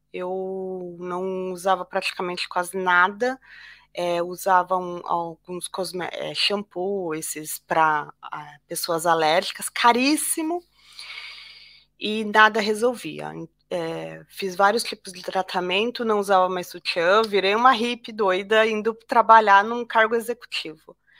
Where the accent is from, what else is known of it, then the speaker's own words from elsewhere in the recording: Brazil; moved away as an adult; also born or lived in São Paulo; eu sou brasileira